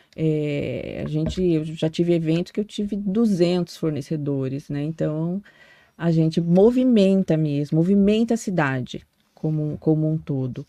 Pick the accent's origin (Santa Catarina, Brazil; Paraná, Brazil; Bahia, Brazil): Paraná, Brazil; Foz do Iguaçu; also born or lived in Cianorte, Paraná; Nasci no norte do Paraná, nasci em Cianorte. E, mas eu sou muito mais de Foz do que qualquer, qualquer outro lugar, né? Me considero daqui. Eu vim com a minha família é, mais de 30 anos, mais.